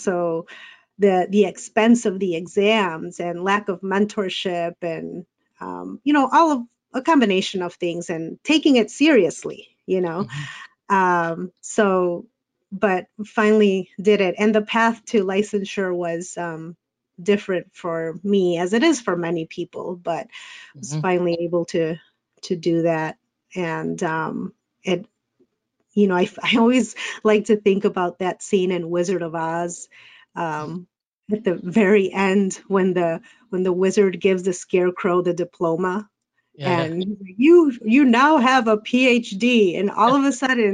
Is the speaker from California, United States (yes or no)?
no; Chicago, Illinois, United States; I was born and raised here in Chicago, and I've stayed here in Chicago